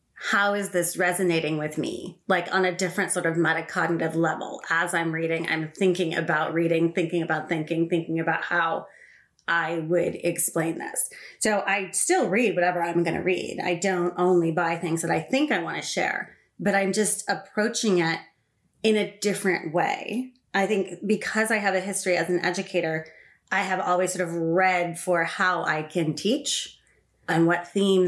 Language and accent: English; Los Angeles, California, United States; I'm also a Southern California girl, LA born and raised.